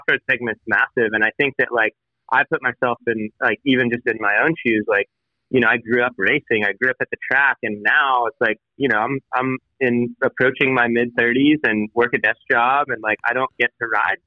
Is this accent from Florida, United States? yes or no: yes; Orlando, Florida, United States; moved away as an adult; now in Southern California, United States; I was born and raised in Orlando